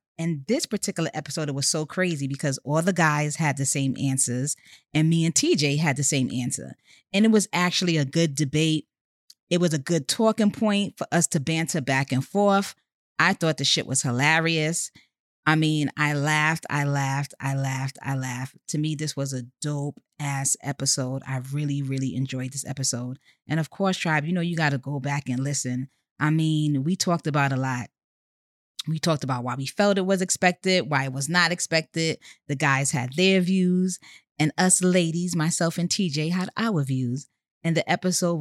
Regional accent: New York City, New York, United States; I hail from Co-op City, Section 5

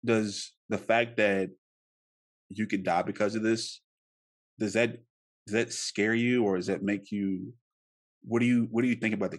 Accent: United States; I'm an American.

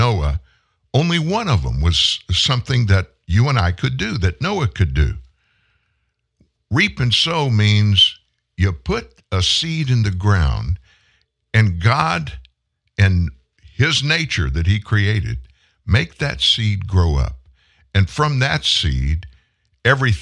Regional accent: South Louisiana, United States; I'm from South Louisiana, sugar cane, rice.

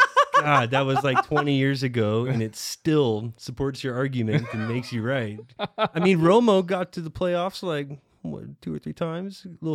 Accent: Texas, United States; We're from Texas

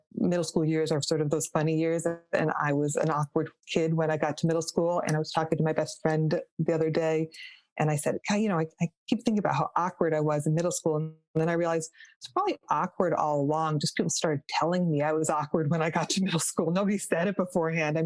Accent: Rochester, New York, United States; I grew up in Rochester, New York, just about an hour outside of, outside of Buffalo and then next door to Canada.

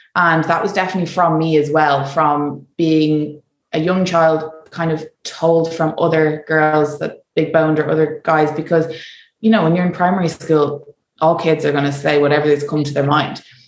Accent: Ireland; moved away; as Irish

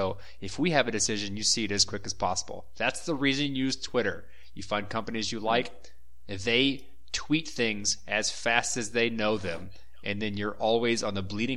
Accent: Texas, United States; now in Brazil; We're all from Texas

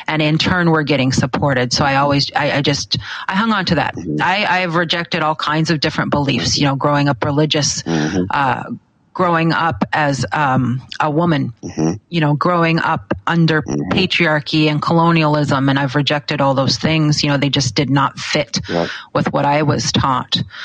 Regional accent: Alaska, United States; I grew up here in Alaska

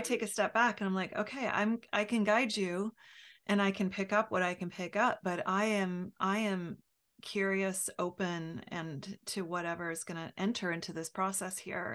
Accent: United States; as an American

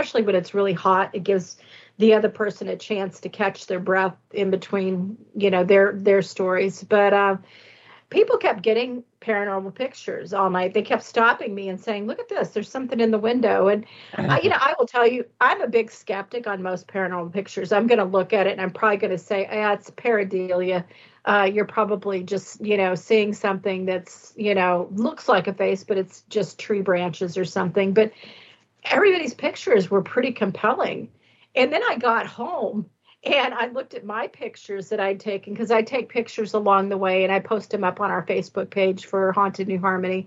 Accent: Indiana, United States; moved away as an adult; I decided to move back to my home state of Indiana

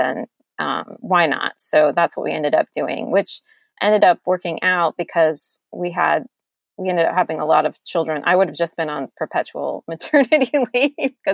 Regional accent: Georgia, United States; I'm from Georgia, and I met my husband in college at UGA

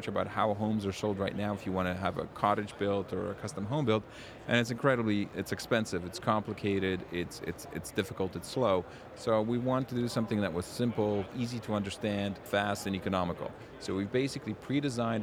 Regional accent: Warsaw, Masovian Voivodeship, Poland; now in Canada; I was born in Warsaw, Poland

